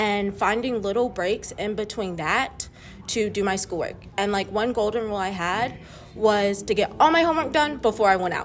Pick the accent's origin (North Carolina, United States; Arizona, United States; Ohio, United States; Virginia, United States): North Carolina, United States; Kernersville; I'm from Kernersville, North Carolina